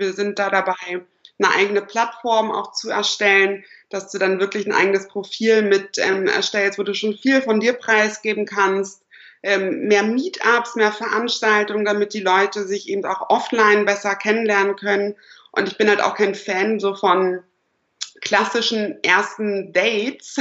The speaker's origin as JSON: {"language": "German", "town": "Lüneburg", "region": "Lower Saxony", "country": "Germany", "moved": "as an adult", "lives_now": "Berlin, Germany", "said": "ich komme ursprünglich aus Niedersachsen, Lüneburg, Uelzen, die Ecke"}